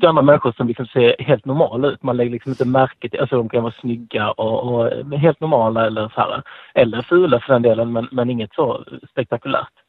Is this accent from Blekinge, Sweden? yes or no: yes; Blekinge, Sweden; now in Skåne, Sweden; jag kommer ju egentligen från Blekinge